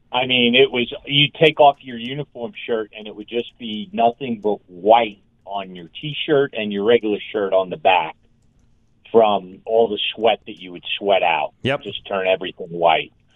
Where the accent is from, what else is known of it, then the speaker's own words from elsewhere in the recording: Northeast, United States; now in Denver, United States; I grew up in the Northeast